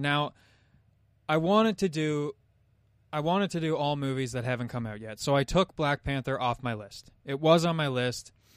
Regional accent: Canada; as a Canadian

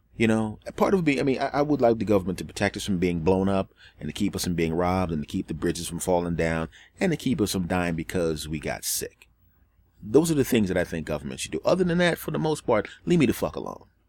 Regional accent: Northeast, United States; I grew up in the Northeast and it's a more liberal area

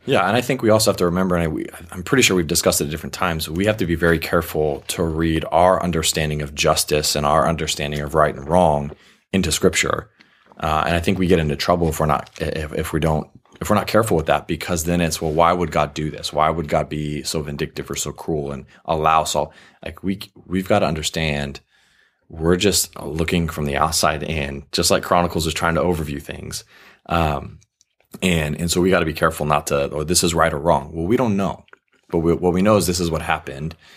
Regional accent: United States; I'm an American

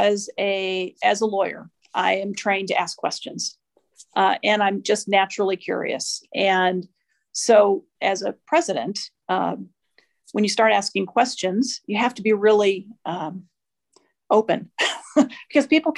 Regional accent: Midwest, United States; moved away as an adult; also born or lived in Washington, D.C.; now in New Mexico, United States; I'm originally from the Midwest. I spent about 20 years in DC. I've now been in New Mexico a little over 10

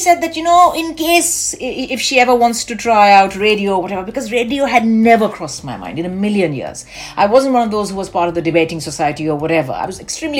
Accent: Delhi, India; also born or lived in Calcutta; I was born in Calcutta, but I grew up in Delhi, essentially in Delhi. So I am a Dilliwali Bengali

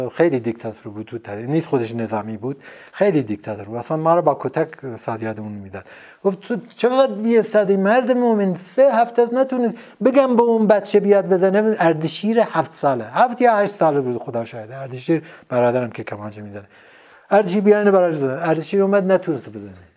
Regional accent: Sanandaj, Kurdistan, Iran; also born or lived in Urmia; من بچه سنندج هستم اما تو ارومیه به دنیا اومدم

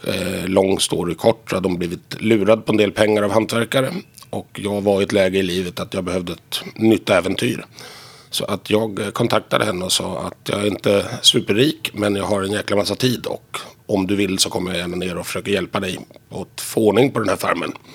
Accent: Stockholm, Stockholm County, Sweden; moved away as an adult; now in Visby, Sweden; jag är tillverkad och döpt i Visby men jag är född här i Stockholm

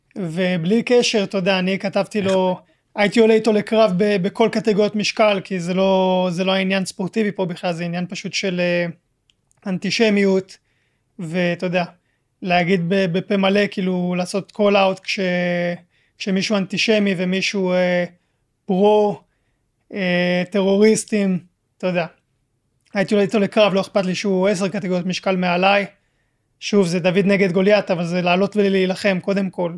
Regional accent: Israel; also born or lived in France; עליתי לארץ בגיל חודשיים, ואז חזרנו לגור בצרפת גיל 4 אה, עד 5, ומאז אה, הייתי בארץ

